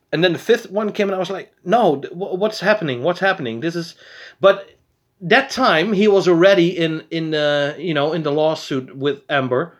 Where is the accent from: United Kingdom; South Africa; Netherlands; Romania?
Netherlands; We're from Holland.